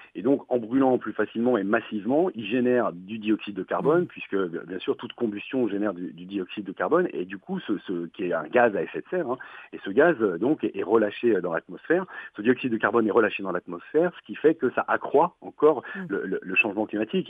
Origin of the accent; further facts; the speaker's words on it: France; chez nous en France